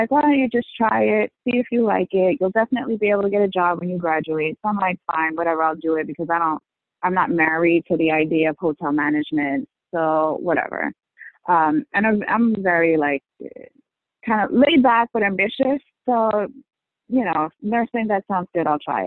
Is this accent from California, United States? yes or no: no; northern New Jersey, United States; moved away as an adult; now in Connecticut, United States; I grew up in New Jersey, in northern New Jersey. I live in Connecticut now, about an hour away